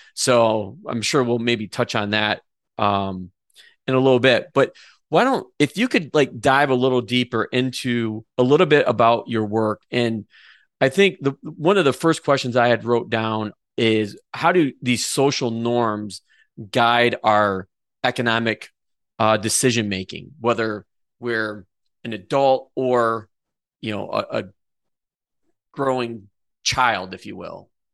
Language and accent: English; Adrian, Michigan, United States; we are both from Adrian